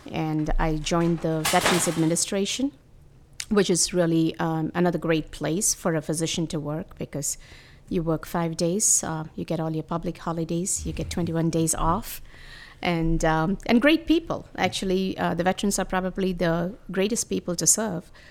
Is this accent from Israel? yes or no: no; India; moved away; I come from India